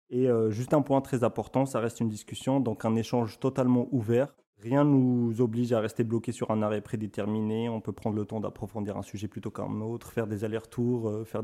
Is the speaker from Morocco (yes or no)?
yes; Morocco; Après plusieurs épisodes dans lesquels j'essaye de placer que je suis marocain à chaque occasion